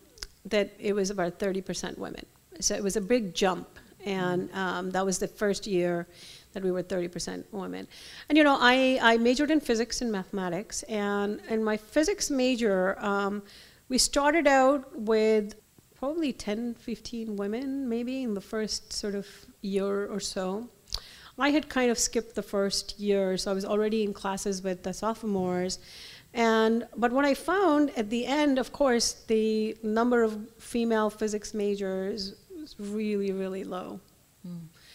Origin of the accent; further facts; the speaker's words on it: Delhi, India; Luckily, I grew up in Delhi. Everything was offered in Delhi.